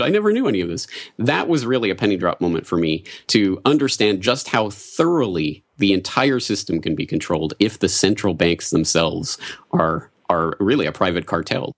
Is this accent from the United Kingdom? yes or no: no; Canada; moved away as an adult; also born or lived in Ireland; now in Japan; I'm a Canadian